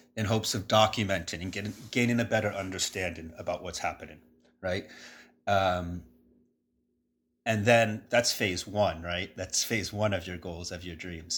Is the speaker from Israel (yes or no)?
no; New York City, New York, United States; moved away; growing up around New York City